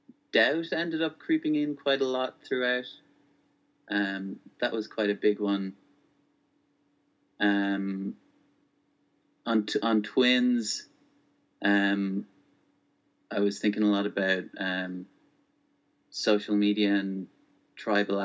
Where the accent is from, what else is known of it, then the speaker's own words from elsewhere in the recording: Ireland; also born or lived in Spokane, Washington, United States; until I was 8, I grew up in Spokane, Washington. And then we moved to Ireland in 1998, and I've been here since.